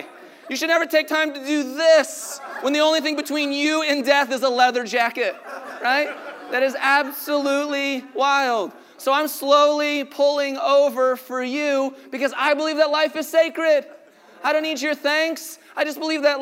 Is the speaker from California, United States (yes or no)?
no; Colorado, United States; now in Los Angeles, United States; I'm from Colorado